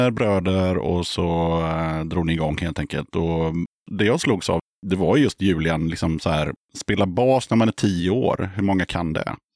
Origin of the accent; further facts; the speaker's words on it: Stockholm, Stockholm County, Sweden; Jag är från Stockholm.